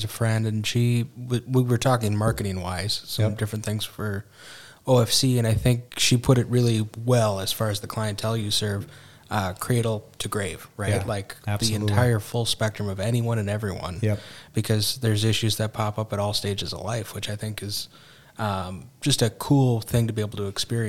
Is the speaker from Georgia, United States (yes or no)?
no; Minnesota, United States; I grew up practically on Lake Francis because, as previously mentioned, Alec Miller, his family was on Francis, and it's just such a nice spot. We're lucky in southern Minnesota to have lakes like this.